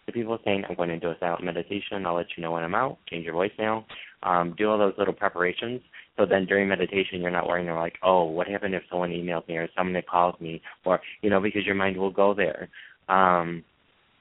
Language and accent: English; Michigan, United States; I'm from Michigan.